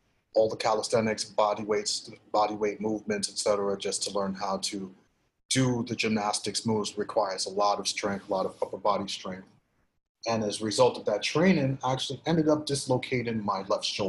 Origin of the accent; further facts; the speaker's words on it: New York City, New York, United States; also born or lived in Grenada; Grew up in Brooklyn. Grew up in Flatbush, Brooklyn. Came to this country in 79 from the Caribbean nation of Grenada.